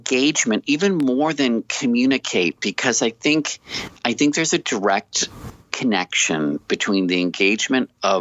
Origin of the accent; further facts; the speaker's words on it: Washington, District of Columbia, United States; moved away as an adult; also born or lived in Plano, Texas; I grew up in Washington, D.C., a place rich in history